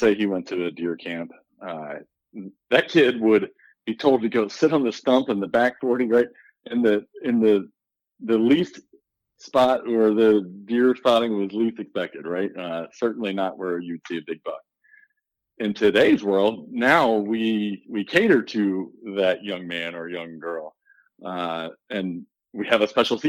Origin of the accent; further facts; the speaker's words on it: Shrewsbury, Pennsylvania, United States; now in Missouri, United States; I grew up just south of York, Pennsylvania, in a small town called Shrewsbury, right next to New Freedom